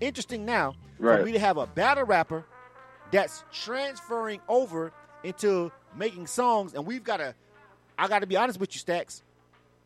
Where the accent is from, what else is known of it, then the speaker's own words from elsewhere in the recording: the South, United States; I'm from the South